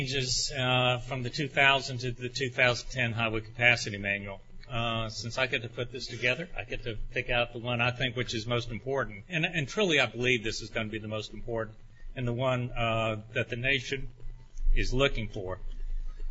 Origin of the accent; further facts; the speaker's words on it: Orlando, Florida, United States; this indeed is my hometown